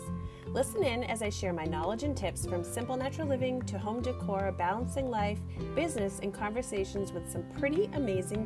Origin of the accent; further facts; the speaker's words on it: Worcester, Massachusetts, United States; I'm right in Worcester, Mass, like right in central.